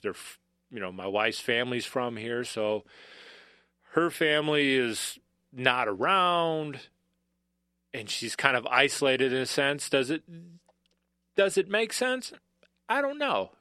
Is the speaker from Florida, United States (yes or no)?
no; Bloomington, Minnesota, United States; moved away as an adult; also born or lived in Kansas; I'm a Minnesotan through and throughout.